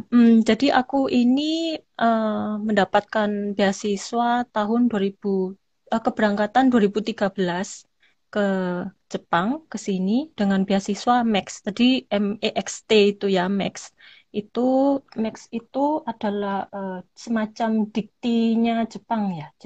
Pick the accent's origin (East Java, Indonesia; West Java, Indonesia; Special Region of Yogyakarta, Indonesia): East Java, Indonesia; Malang; now in Kyoto, Japan; jadi di paspor semua … tuh saya dari Malang